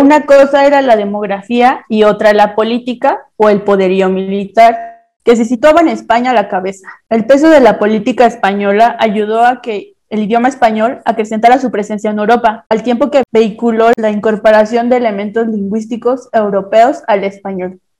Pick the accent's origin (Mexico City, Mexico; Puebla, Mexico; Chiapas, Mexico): Mexico City, Mexico; soy de la Ciudad de México